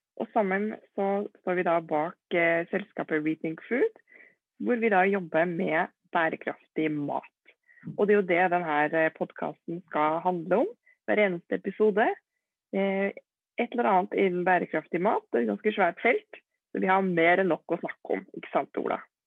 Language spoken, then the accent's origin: Norwegian; Trondheim, Trøndelag, Norway; Født og oppvokst i Trondheim